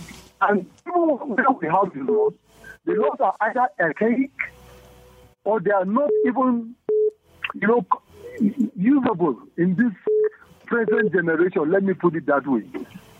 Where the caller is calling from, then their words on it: Zaramaganda, Plateau, Nigeria; I'm calling you from Zaramaganda.